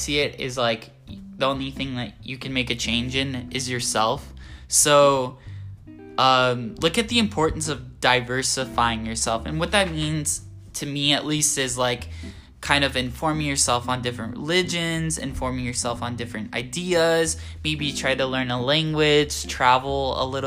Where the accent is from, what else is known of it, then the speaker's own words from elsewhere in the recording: Southern California, United States; moved away as an adult; now in San Francisco, United States; growing up in Southern California